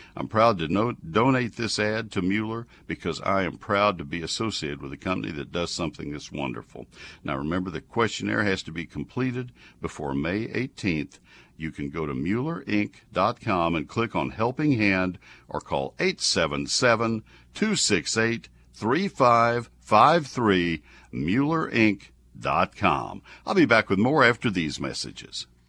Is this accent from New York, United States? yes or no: no; College Station, Texas, United States; moved away; I grew up in College Station.